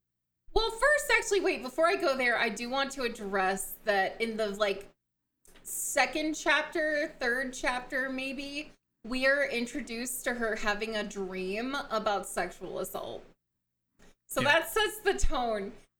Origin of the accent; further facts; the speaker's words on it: the South, United States; born and raised in the South